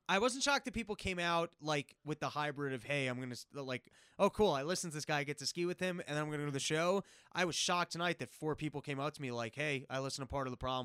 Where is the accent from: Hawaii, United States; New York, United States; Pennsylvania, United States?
New York, United States; New York City; I grew up in New York